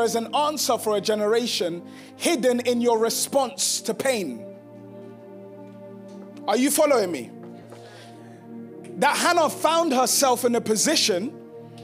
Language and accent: English; Ghana; I'm from Ghana